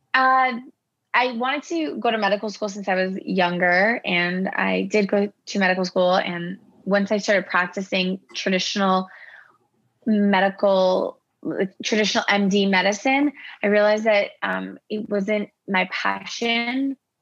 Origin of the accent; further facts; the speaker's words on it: Toronto, Ontario, Canada; also born or lived in Iran; I grew up in Toronto